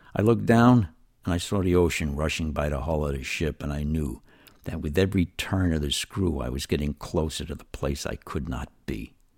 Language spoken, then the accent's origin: English; New York City, New York, United States; moved away as an adult; now in East Alabama, United States; I was raised in New York City in very trying circumstances for a child.